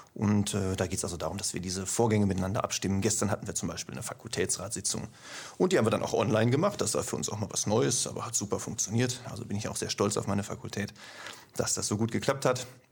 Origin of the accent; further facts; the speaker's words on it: Ruhr area, North Rhine-Westphalia, Germany; moved away as an adult; Wie man hört, komme ich nicht aus dem Schwabenlände, sondern etwas weiter nördlich. Allerdings nicht aus Norddeutschland, sondern ungefähr aus der Mitte, also aus dem Ruhrgebiet. Ja, und da habe ich 40 Jahre gewohnt.